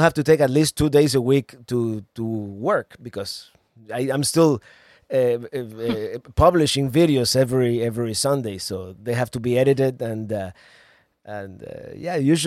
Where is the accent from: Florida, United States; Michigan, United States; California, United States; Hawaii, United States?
Florida, United States; my home state of Florida